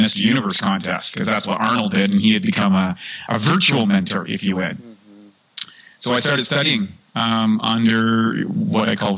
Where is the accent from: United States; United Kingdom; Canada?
Canada; I grew up in Canada